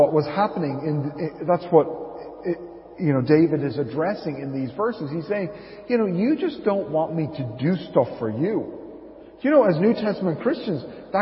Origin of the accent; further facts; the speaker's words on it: Dublin, Leinster, Ireland; moved away as an adult; also born or lived in Arklow; when we first moved to Arklow back in 2008, and I was from Dublin.